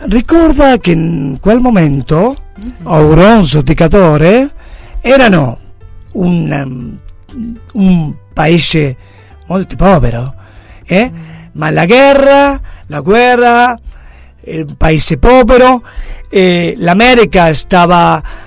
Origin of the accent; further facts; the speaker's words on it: Buenos Aires, Argentina; Italian is a second language; also born or lived in Mar del Plata, Argentina; yo io sono nato a Buenos Aires, como te he dicho... ma el, el, el arrivo o aver eh, trasferito a Mar del Plata